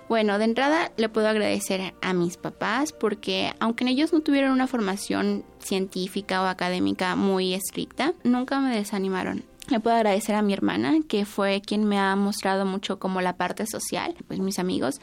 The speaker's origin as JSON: {"language": "Spanish", "town": "Mérida", "region": "Yucatán", "country": "Mexico", "tie": "born or raised there", "said": "Nací en Mérida, Yucatán, el 21 de enero de 1998"}